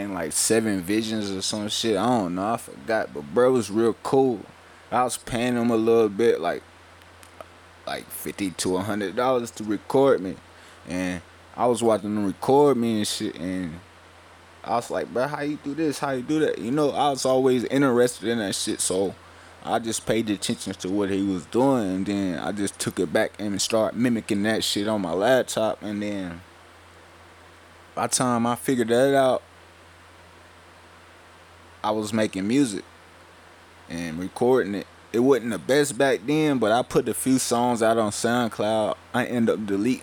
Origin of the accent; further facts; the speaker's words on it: Welch, West Virginia, United States; we come from Welch, West Virginia, a small town in the mountains.